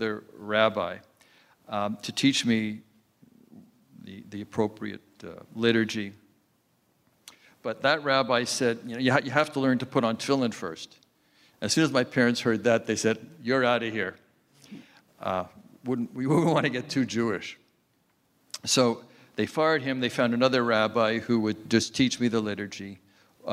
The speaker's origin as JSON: {"language": "English", "town": "Montreal", "region": "Quebec", "country": "Canada", "tie": "born or raised there", "said": "I grew up in Montreal"}